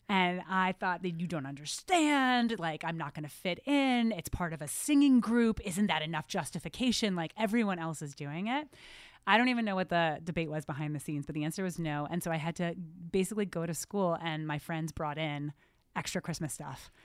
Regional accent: New Jersey, United States; moved away; I grew up in New Jersey. Yes, I hide it well, but I fully from New Jersey

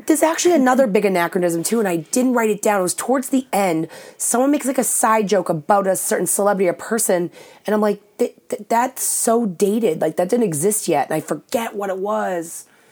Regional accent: Saugus, Massachusetts, United States; I'm from Saugus

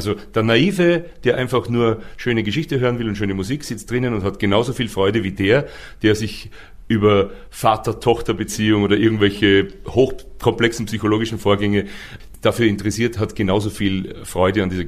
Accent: Waidhofen an der Ybbs, Lower Austria, Austria; ich komme aus einer Kleinstadt in Österreich, die heißt Weidhofen an der Ips

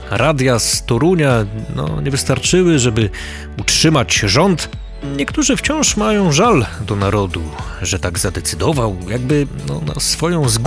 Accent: Ukraine; Polish is a second language; Ja jestem z Ukrainy

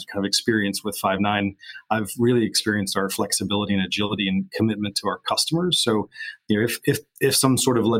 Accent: Kansas, United States; moved away as an adult; also born or lived in Silicon Valley / Colorado; now in United Kingdom; I was born and raised in Kansas, a small town, a small state in the US. Spent 22 years there.

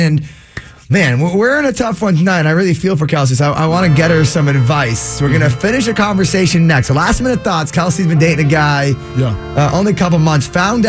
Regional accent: Boston, Massachusetts, United States; We're from Boston.

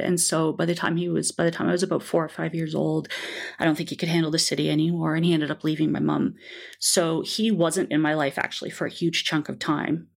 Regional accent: Toronto, Ontario, Canada; I grew up in Toronto.

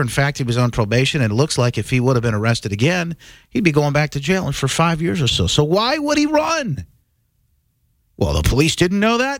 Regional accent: Evansville, Indiana, United States; Evansville, Indiana. That's my hometown

